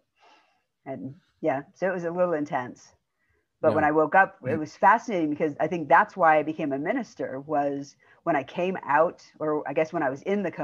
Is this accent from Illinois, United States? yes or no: yes; outside of Chicago, Illinois, United States; also born or lived in Indiana; I was born in Indiana, but I grew up in Illinois outside of Chicago